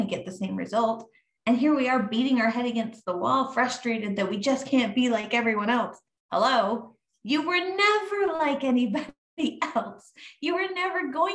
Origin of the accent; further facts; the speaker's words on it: Montana, United States; moved away; I grew up in Montana in high school